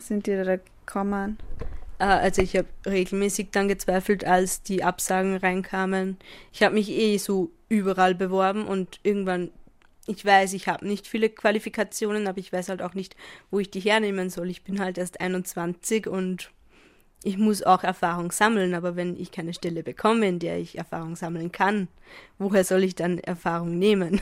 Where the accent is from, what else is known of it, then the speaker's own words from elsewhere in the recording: Upper Austria, Austria; moved away as an adult; now in Vienna, Austria; ich komme halt vom Land aus Oberösterreich